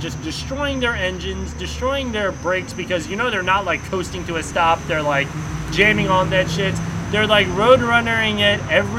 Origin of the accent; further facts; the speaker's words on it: Canada; We're Canadian.